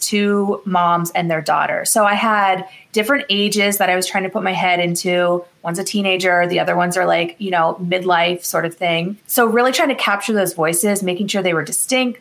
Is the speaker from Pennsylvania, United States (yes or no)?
yes; Meadville, Pennsylvania, United States; my hometown, which is Meadville, Pennsylvania, is that the zipper was founded in my town